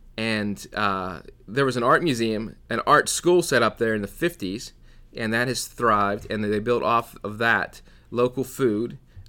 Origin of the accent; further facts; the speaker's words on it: Pennsylvania, United States; I'm from Catania, Pennsylvania